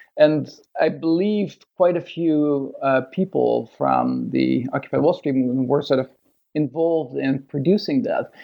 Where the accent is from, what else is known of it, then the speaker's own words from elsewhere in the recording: Netherlands; moved away as an adult; also born or lived in Toronto, Canada; now in Sydney, Australia; from Holland. I grew up in Holland